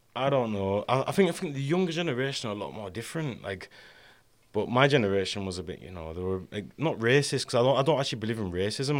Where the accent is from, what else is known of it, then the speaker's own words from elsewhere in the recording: Carlisle, North West England, United Kingdom; I grew up in Ka, in, uh, Carlisle